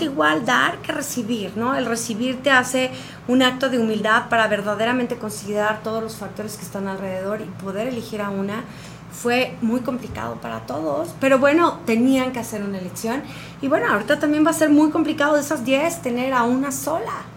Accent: Cuernavaca, Morelos, Mexico; moved away; also born or lived in Cancún; yo crecí en Cuernavaca, vengo de vivir 17 años en Cancún

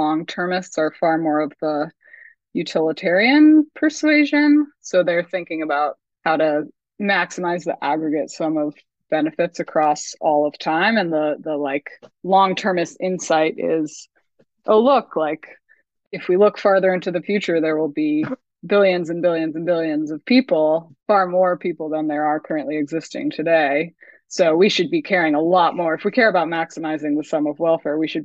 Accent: Vermont, United States; moved away; also born or lived in New Zealand; I'm from Vermont. That's the rock I crawled out from under

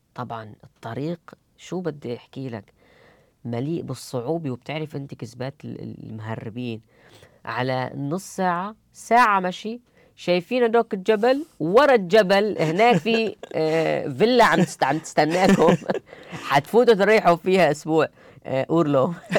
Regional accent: Idlib, Idlib Governorate, Syria; moved away as an adult; also born or lived in Germany; now in Cologne, Germany; أرجع أدلب

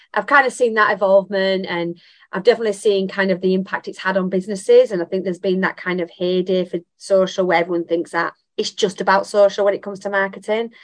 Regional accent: Bradford, Yorkshire and the Humber, United Kingdom; Bradford, my hometown.

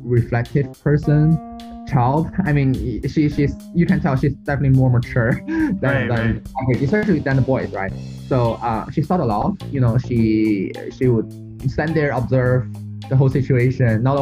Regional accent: China; moved away as an adult; also born or lived in United States; I'm from China

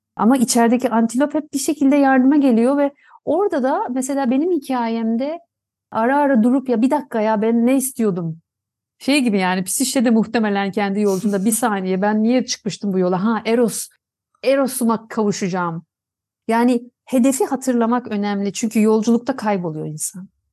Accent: Tunceli, Tunceli Province, Turkey; Tunceli'de doğdum.

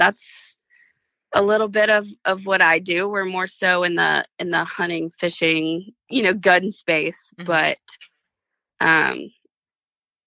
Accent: Charleston, South Carolina, United States; growing up in Charleston

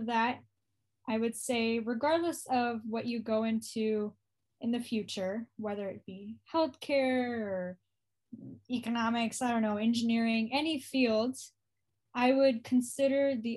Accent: United States; I was born in the United States

